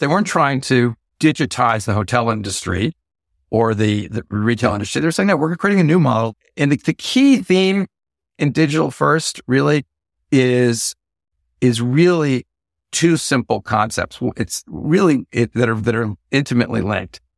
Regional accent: Bay Area, California, United States; I'm from the Bay Area

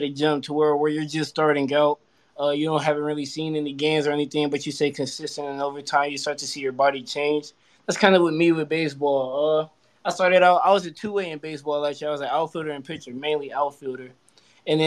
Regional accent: Charlotte, North Carolina, United States; I was born and raised in Charlotte around the Mallard Creek area

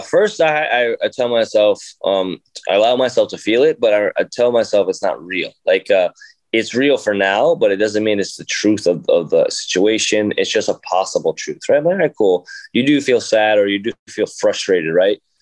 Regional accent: Jersey City, New Jersey, United States; I grew up in Jersey City, and it's inner city

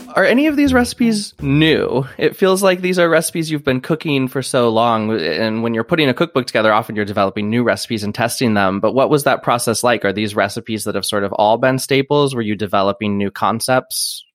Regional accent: Iowa, United States; I, I grew up in Iowa

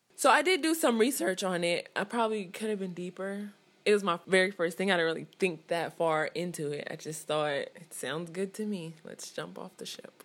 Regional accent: Richmond, California, United States; I'm twenty-six and I'm from Richmond, California. Like, where I lived was, like, in the dead of the hood

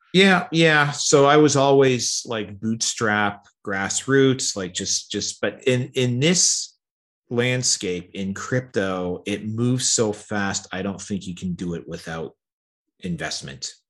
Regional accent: Canada; I like being a Canadian.

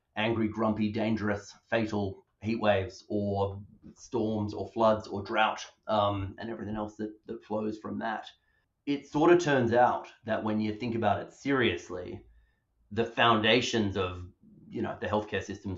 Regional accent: Perth, Western Australia, Australia; moved away as an adult; now in United Kingdom; I grew up, from my accent, in Perth, Western Australia

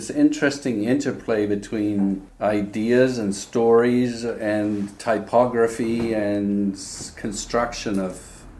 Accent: Saskatchewan, Canada; also born or lived in England; From Canada.

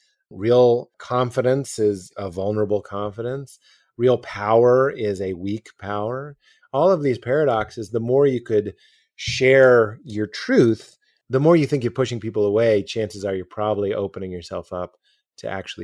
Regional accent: Boston, Massachusetts, United States; I look like a youth pastor. I'm from Boston. I was religious. I was married.

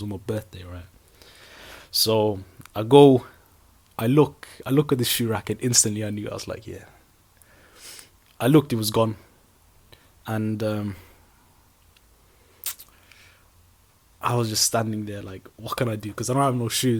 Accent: Sweden; now in United Kingdom; I grew up in Sweden in a small town, and I moved to a different town, then I moved to the UK, then I moved to a different city

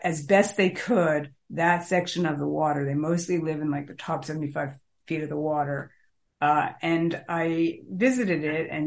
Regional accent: New York City, New York, United States; I grew up in New York, the New York City water system

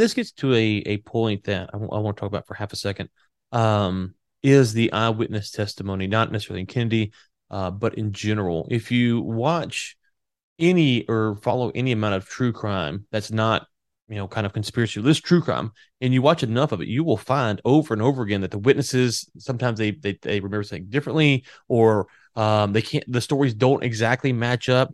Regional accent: United States; also born or lived in Louisiana; I'm from Texas and Louisiana

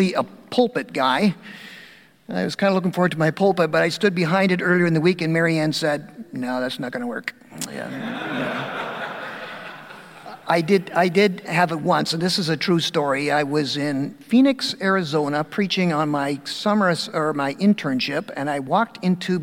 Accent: Dundas, Ontario, Canada; I'm from Dundas. I've served all my 30 years of ministry in Ontario

